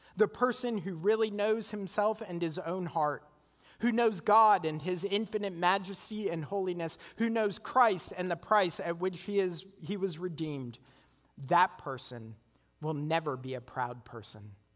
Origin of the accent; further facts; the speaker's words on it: Canada; now in United States; I'm Canadian